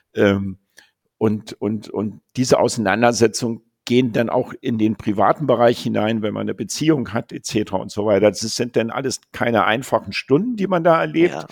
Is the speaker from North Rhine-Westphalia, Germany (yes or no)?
no; Berlin, Germany; also born or lived in Japan; ich bin Berliner